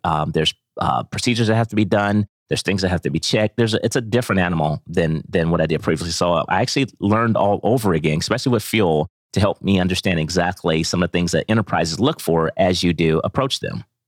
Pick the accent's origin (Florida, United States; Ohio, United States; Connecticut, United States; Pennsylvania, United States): Ohio, United States; also born or lived in Atlanta; now in Bentonville, United States; originally I'm from Ohio, and I moved to Atlanta, like, twenty-plus years ago.